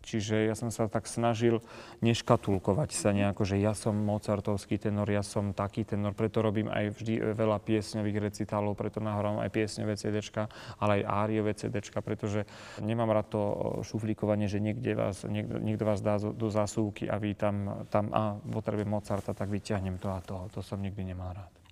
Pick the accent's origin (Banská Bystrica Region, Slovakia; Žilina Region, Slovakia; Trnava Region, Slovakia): Žilina Region, Slovakia; Kysuce; moved away; ja som nikto z Kisuce